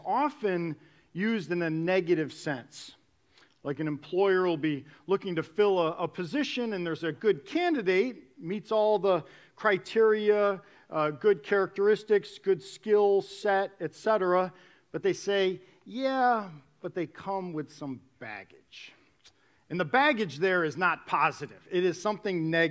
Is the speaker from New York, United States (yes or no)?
yes; New York, United States; moved away; I was born and raised in New York.